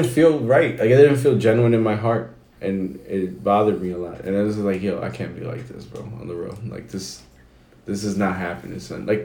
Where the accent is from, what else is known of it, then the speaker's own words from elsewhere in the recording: Bronx, New York, United States; I'm from the South Bronx.